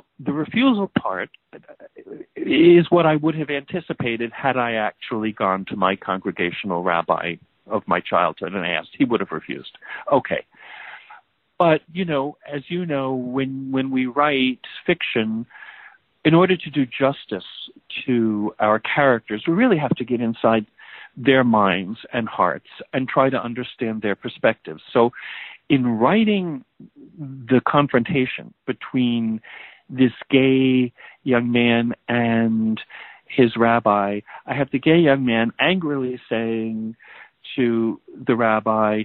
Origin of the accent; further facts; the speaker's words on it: New Jersey, United States; moved away as an adult; also born or lived in Boston; now in California, United States; having moved away from my family community in New Jersey, I lived in Boston for many years, and now I live in California